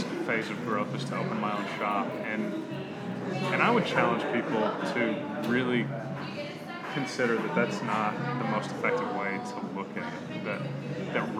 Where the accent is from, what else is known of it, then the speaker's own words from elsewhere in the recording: Tulsa, Oklahoma, United States; also born or lived in Chicago / Kansas City; I grew up here. It's my hometown